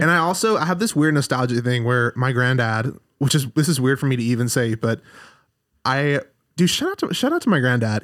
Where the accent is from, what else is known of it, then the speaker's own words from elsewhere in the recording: Alabama, United States; moved away as an adult; now in Redding, United States; so I'm from Alabama